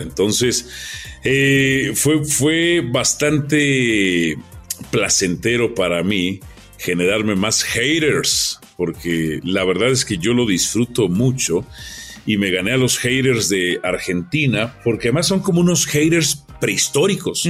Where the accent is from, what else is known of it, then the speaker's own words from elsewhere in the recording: Mexico; Nosotros somos extraordinarios los mexicanos para ofender